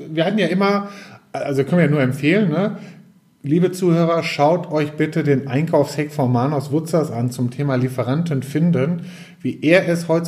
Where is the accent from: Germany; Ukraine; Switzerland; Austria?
Germany; North Rhine-Westphalia; mein Schätzchen, wie man so als Westfale bei uns so sagt.